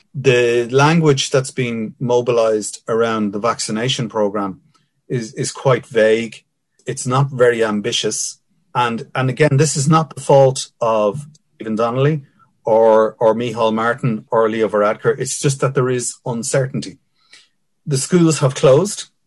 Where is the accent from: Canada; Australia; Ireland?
Ireland; Dublin, Leinster; I grew up in Finglas